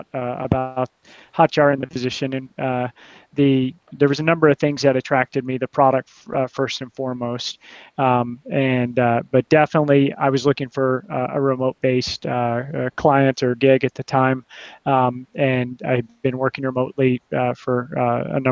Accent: United States; moved away as an adult; also born or lived in Mexico; now in Portugal; I'm an American

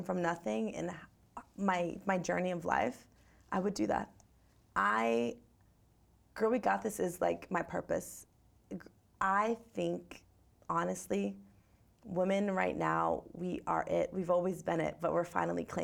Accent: Gardner, Massachusetts, United States; I'm from Gardner, Massachusetts.

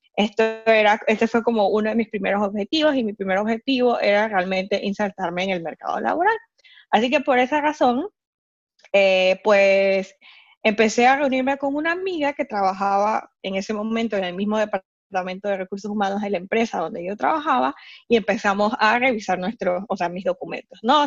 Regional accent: Panama; moved away as an adult; now in Hamburg, Germany; soy panameña, vivo hace tres años en Hamburgo

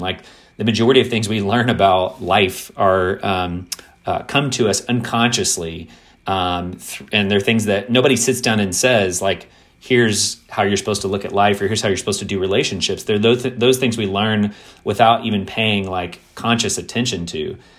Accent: Kentucky, United States; growing up in the South, growing up in a predominantly white context in, in Kentucky

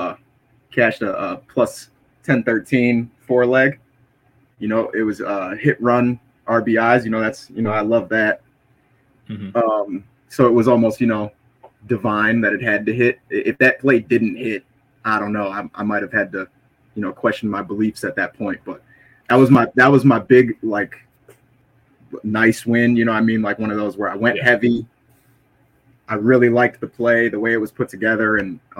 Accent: United States; I'm American

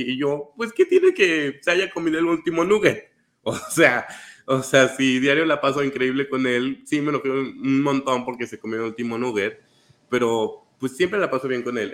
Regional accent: Querétaro, Mexico; moved away as an adult; now in Mexico City, Mexico; yo soy de provincia, les comparto. Y soy de Querétaro. Y cuando me mudé para acá, para Ciudad de México

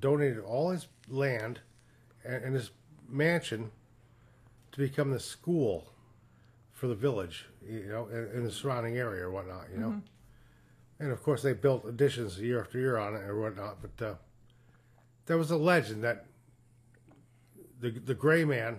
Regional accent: upstate New York, United States; I grew up in a small village in... upstate New York

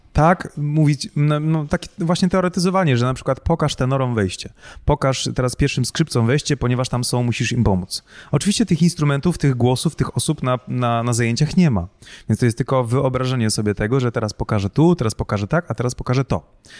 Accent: Pułtusk, Masovian Voivodeship, Poland; no z Półtuska

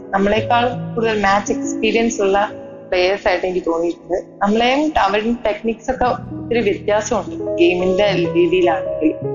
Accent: Vadakara, Kerala, India; നാട്ടില് കോഴിക്കോട് വടകര എന്ന് പറഞ്ഞ സ്ഥലത്താണ് വീട്

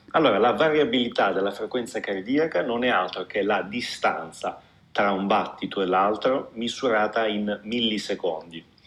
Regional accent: Apulia, Italy; moved away as an adult; io mi sono laureato in medicina a Bari perché sono pugliese

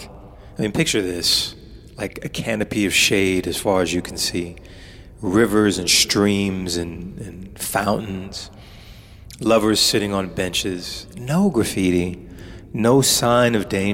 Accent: United States; as an American living in an ambience of crime and paranoia, violence

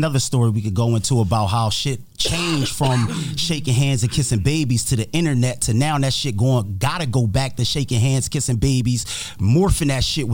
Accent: Camden, New Jersey, United States; also born or lived in Willingboro, New Jersey; I'm originally from Camden. Was born, raised up in Camden.

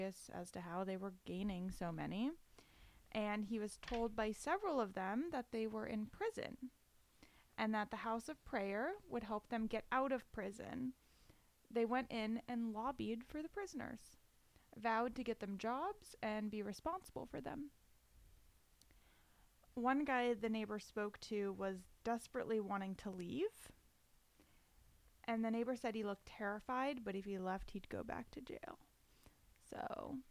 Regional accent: Florida, United States; moved away; I'm from Florida

